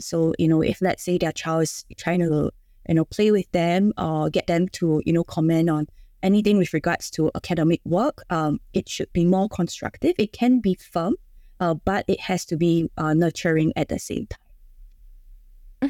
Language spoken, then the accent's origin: English; Singapore; I'm from Singapore. So being in Singapore, uh, we are kind of expected by societal standards